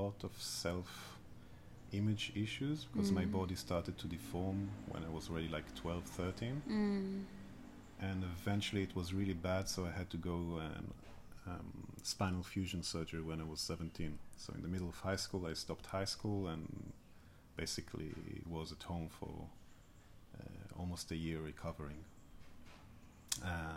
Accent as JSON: {"language": "English", "country": "Israel", "tie": "born or raised there", "said": "growing up in Israel, you go to the military as well"}